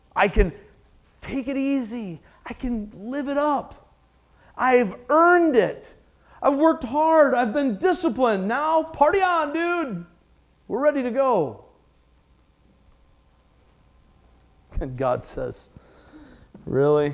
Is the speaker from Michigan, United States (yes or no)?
yes; Michigan, United States; I'm from Michigan, I say futile